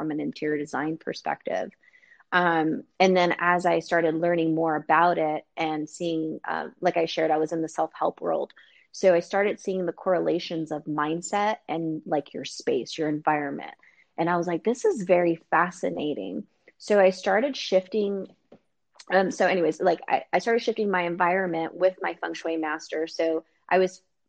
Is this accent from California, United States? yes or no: yes; San Diego, California, United States; in California, where I'm originally from San Diego